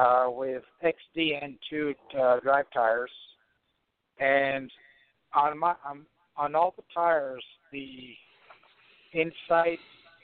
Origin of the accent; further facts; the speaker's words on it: El Paso, Texas, United States; also born or lived in Waco, Texas; Yes, I'm from El Paso. I'm actually in Waco, Texas.